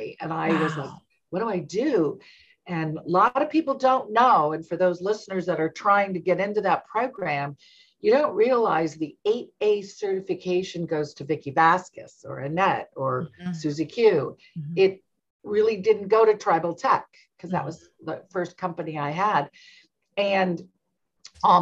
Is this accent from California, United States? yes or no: yes; Southern California, United States; moved away as an adult; also born or lived in Washington, D.C.; now in Alexandria, Virginia, United States; I grew up in Southern California, and both San Diego, Orange County, and came to Washington, D.C. for 1 year. About 40 years ago